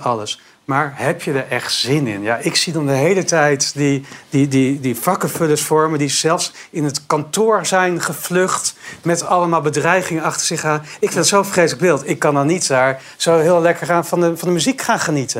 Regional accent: Zutphen, Gelderland, Netherlands; now in Amsterdam, Netherlands; ik kom eigenlijk uit Zutphen, dat, daar in de achterhoek, daar woon je op het zand. En, en ik, ik, woon nu in, eh, in, in, Amsterdam

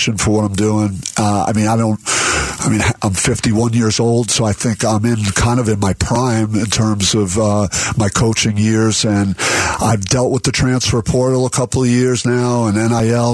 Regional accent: East Coast, United States; moved away as an adult; now in Arizona, United States; I feel like Arizona feels like home to me, even though I'm from the East Coast.

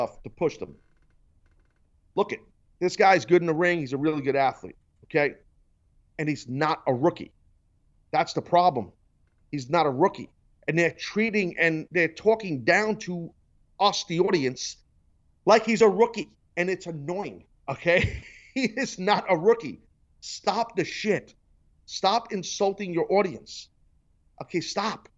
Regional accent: New York City, New York, United States; I'm a New Yorker, born and bred

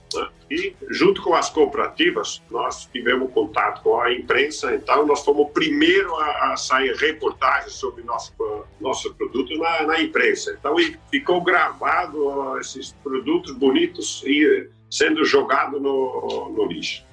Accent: Brazil; eu também sou brasileiro

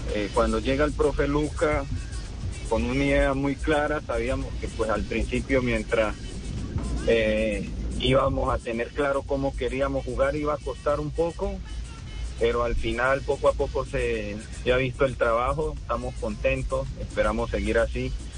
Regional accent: Colombia; nosotros como colombianos

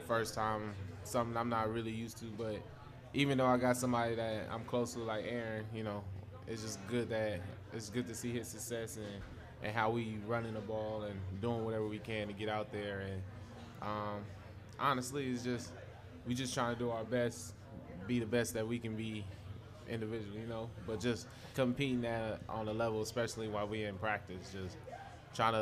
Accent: Inland Empire, California, United States; We both from the IEs

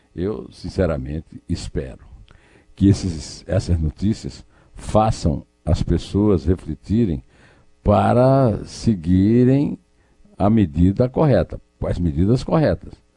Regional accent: Brazil; como brasileiro

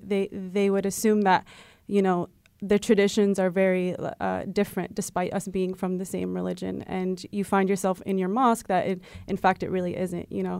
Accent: United States; also born or lived in France / Morocco; I was born in France and then came over here, um, when I was, like, six months old. So, um, consider myself very much, um, part of the American fabric

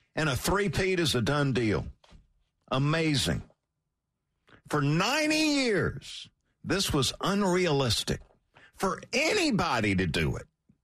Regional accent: Valdosta, Georgia, United States; now in Atlanta, United States; growing up in Valdosta, there was no such thing as traffic.

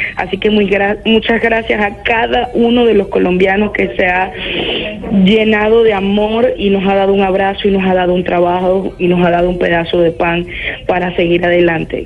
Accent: Venezuela; moved away as an adult; now in Lima, Peru; mi país

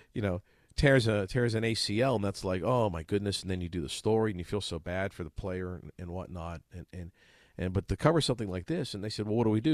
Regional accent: Pittsburgh, Pennsylvania, United States; when I was a kid, Tim, uh, growing up in Pittsburgh

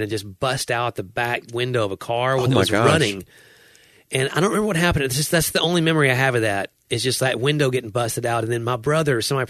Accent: Nashville, Tennessee, United States; I grew up in Nashville.

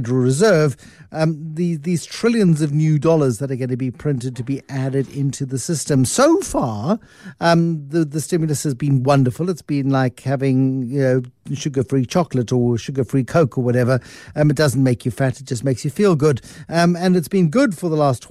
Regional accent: South Africa; as a South African

